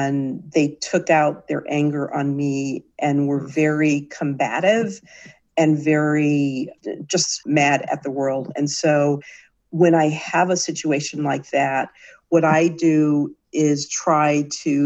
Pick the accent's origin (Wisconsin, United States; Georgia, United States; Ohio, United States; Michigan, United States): Michigan, United States; I'm from Michigan, big Michigan sports fan